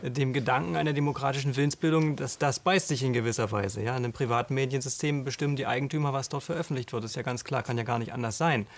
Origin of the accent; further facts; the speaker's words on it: Mecklenburg-Vorpommern, Germany; bei uns in Mecklenburg